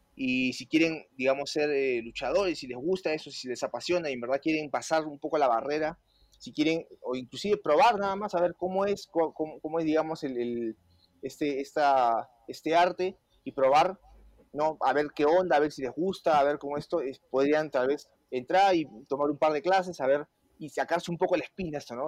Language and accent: Spanish; Peru; moved away as an adult; now in Mexico; yo peruano